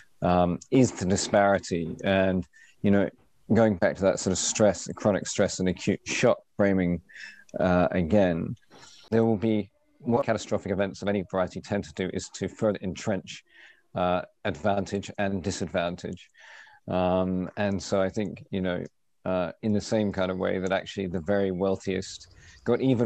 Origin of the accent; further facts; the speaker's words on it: United Kingdom; moved away as an adult; now in Australia; as a British Australian